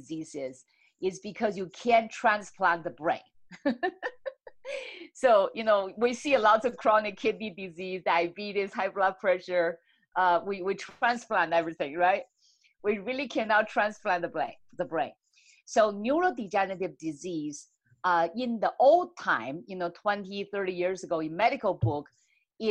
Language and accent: English; China; moved away; I grew up in China